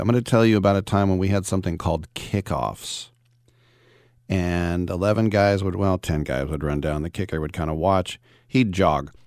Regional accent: Richmond, California, United States; I'm from lovely Richmond, California

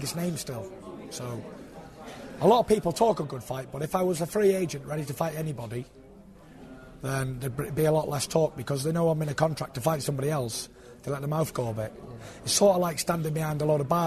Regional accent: United Kingdom; I'm still born and raised here. Lived here, been to school here, pay me tax here

